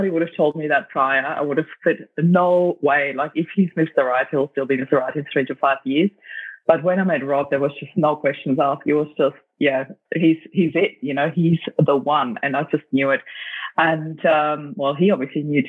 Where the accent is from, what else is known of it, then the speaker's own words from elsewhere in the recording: Austria; moved away as an adult; also born or lived in Germany; now in Australia; I grew up in Austria and lived in Germany for about 7 years as well, then back to Austria. And then I moved to Australia for good in 2004